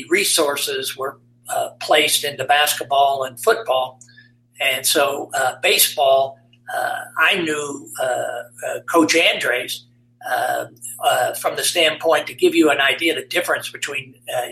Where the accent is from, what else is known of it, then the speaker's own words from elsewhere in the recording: Shelbyville, Indiana, United States; I grew up in Shelbyville